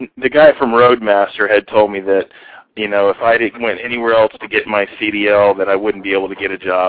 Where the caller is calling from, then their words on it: Fort Myers, Florida, United States; I'm calling from Fort Myers, Florida.